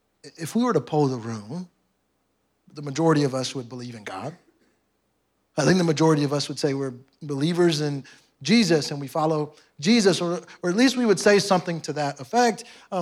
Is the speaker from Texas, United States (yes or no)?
yes; Houston, Texas, United States; I'm from Houston, so y'all took something from me.